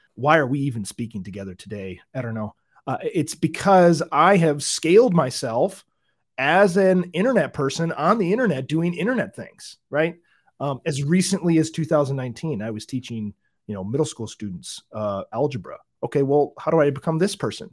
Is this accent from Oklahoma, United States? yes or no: no; Michigan, United States; moved away; I'm from Michigan, uh, originally